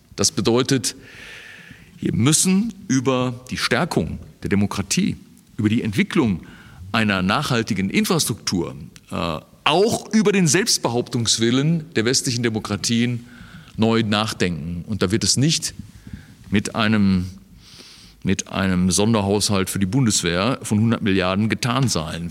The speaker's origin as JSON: {"language": "German", "country": "Germany", "said": "als Deutsche"}